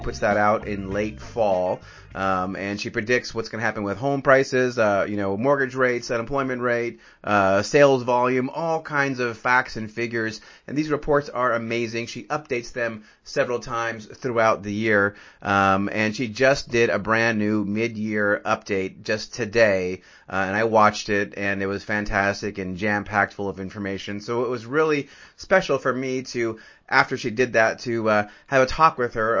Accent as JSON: {"language": "English", "town": "Berkeley", "region": "California", "country": "United States", "tie": "born or raised there", "said": "I'm from Berkeley. That's my hometown."}